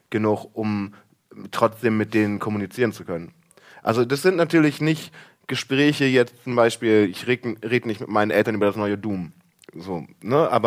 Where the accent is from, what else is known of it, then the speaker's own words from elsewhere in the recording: Germany; Also ich bin halt Friese eigentlich, ne?